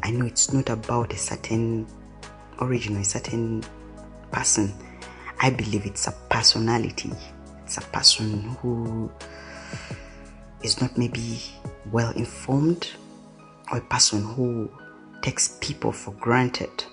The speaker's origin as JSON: {"language": "English", "town": "Kampala", "region": "Central Region", "country": "Uganda", "tie": "born or raised there", "said": "When I was young, I grew up in Katwe, which is a slum in uh, Uganda, Kampala"}